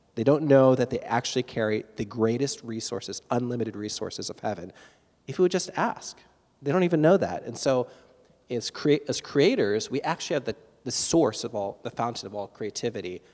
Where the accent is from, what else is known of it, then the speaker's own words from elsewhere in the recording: East Coast of Florida, United States; I grew up on the East Coast of Florida. I was a surfer kid